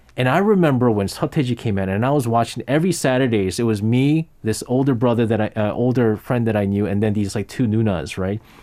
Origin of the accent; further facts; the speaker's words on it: New York, United States; moved away; I grew up in New York as a kid.